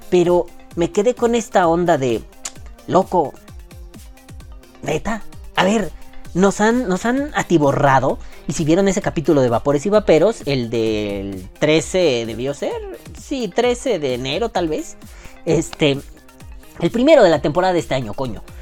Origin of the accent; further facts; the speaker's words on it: New York, United States; accent: New York; Así con mi acento neoyorquino le dije, no mames, hija de tu pinche madre.